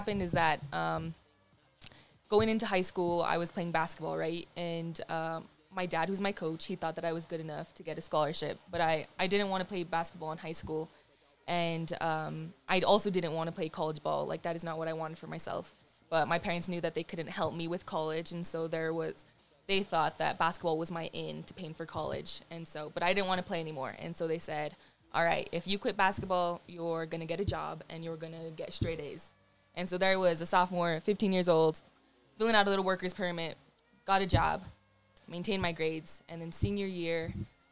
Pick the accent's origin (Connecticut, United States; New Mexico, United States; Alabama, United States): New Mexico, United States; Santa Fe; I was born and raised in Santa Fe